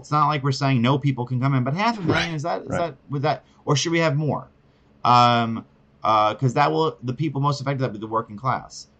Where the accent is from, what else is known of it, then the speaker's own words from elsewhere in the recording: New York City, New York, United States; I'm from New York City my whole entire life